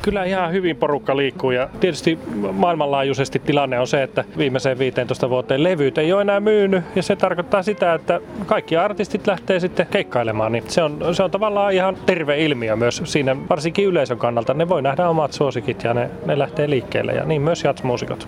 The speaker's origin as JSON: {"language": "Finnish", "town": "Iisalmi", "region": "North Savo", "country": "Finland", "tie": "born or raised there", "moved": "as an adult", "lives_now": "Helsinki, Finland", "said": "oon täältä Iisalmesta kotoisin ja mä oon oikein kotiseudun rakas"}